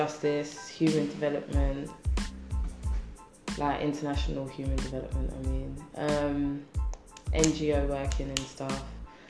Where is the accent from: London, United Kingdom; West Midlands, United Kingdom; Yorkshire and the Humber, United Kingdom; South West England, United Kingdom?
London, United Kingdom; Born and raised in South East London, Lewisham native.